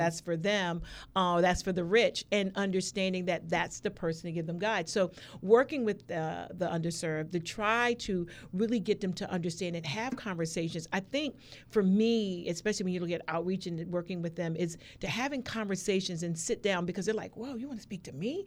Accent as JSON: {"language": "English", "region": "Maryland", "country": "United States", "also_born_or_lived": "California", "moved": "yes", "lives_now": "Norfolk, United States", "said": "I was originally from Maryland"}